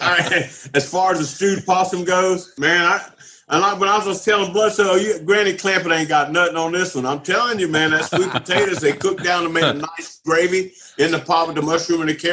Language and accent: English; Southwest Louisiana, United States; also born or lived in Florida; now in Georgia, United States; I'm from Southwest Louisiana